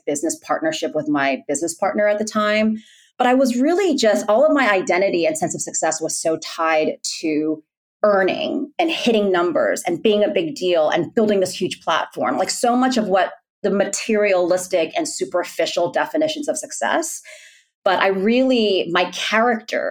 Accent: New York City, New York, United States; also born or lived in Massachusetts; I'm born and raised in New York City and had that typical, you know, New York experience growing up

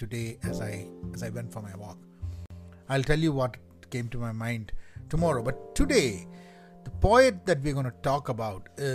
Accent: Kerala, India; moved away; I'm from Kerala

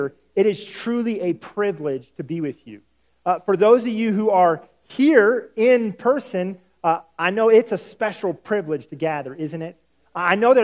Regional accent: the South, United States; I'm from the South, and we value hospitality

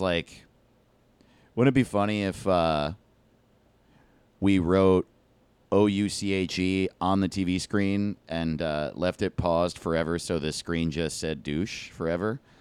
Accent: East Coast, United States; I grew up on the East

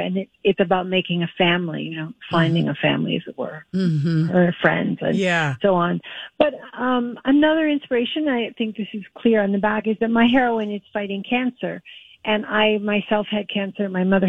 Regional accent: Minnesota, United States; now in New York, United States; I'm married to an Italian, and I'm a Shakespeare professor who lives in New York, though I grew up in Minnesota

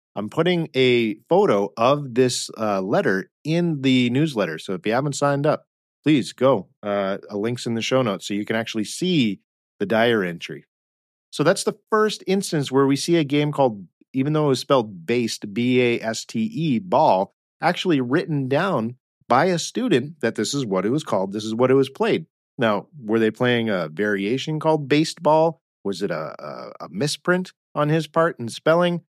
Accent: United States; we as Americans

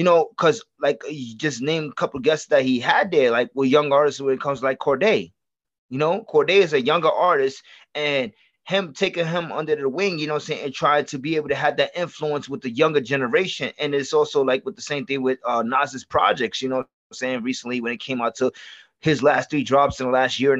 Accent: New York City, New York, United States; I'm from the Bronx

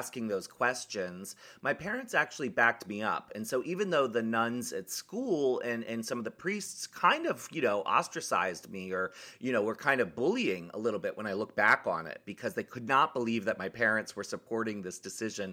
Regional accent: Annapolis, Maryland, United States; moved away as an adult; also born or lived in San Francisco; I came from Maryland, actually. I grew up in Maryland

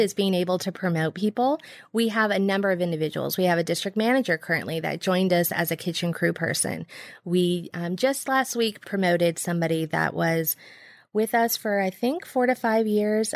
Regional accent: Bay Area, California, United States; moved away; I'm from the Bay Area

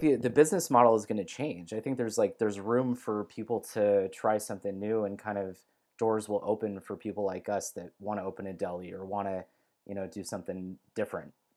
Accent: Bay Area, California, United States; now in Southern California, United States; I grew up in the Bay Area, and I live in Southern California now

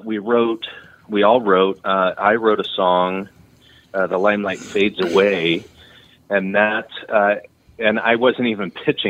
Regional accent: Redding, California, United States; also born or lived in Texas / Nashville; I grew up in Redding

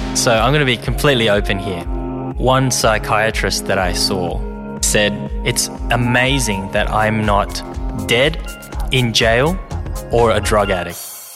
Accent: Sydney, New South Wales, Australia; English is a second language; also born or lived in Hong Kong; I'm just an immigrant that came here when I was very young um, and ended up growing up in Australia eating Vegemite sandwiches

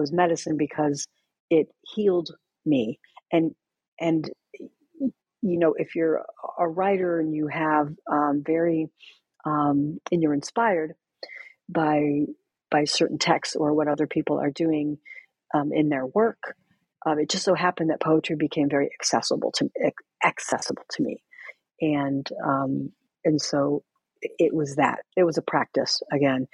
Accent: United States; being Mexican American

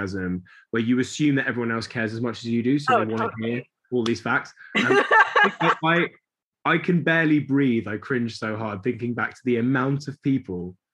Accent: London, United Kingdom; I grew up in South London

